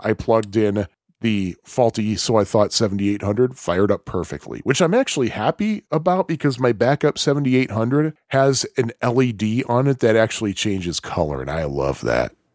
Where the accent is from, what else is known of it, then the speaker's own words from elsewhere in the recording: Chicago, Illinois, United States; I'm from Chicago.